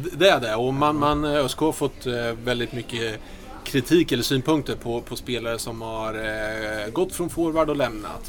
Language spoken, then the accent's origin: Swedish; Örebro, Örebro County, Sweden; moved away as an adult; also born or lived in Gävle; Lundby, där jag växte upp.